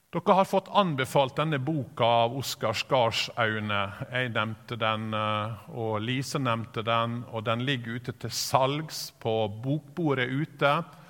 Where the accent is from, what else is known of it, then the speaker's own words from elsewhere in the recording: Sykkylven, Møre og Romsdal, Norway; Når jeg vokste opp på bedehuset i Sykkylven